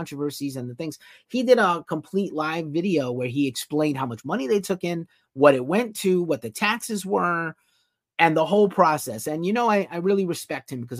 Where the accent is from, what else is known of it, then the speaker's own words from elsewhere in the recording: New York City, New York, United States; moved away; also born or lived in Brooklyn; I used to be a resident of Brooklyn. I'm from New York